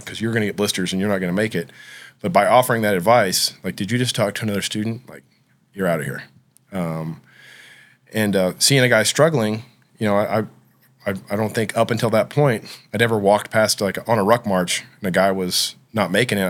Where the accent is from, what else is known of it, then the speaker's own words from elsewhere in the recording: Oklahoma, United States; I grew up in Oklahoma